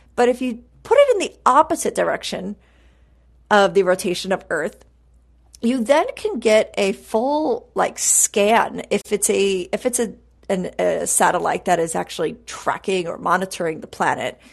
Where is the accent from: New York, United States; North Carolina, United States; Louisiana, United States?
New York, United States; now in Texas, United States; growing up in New York